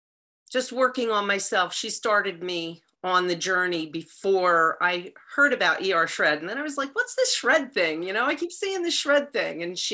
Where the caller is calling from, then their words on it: Sussex County, New Jersey, United States; I am actually calling from Sussex County, New Jersey.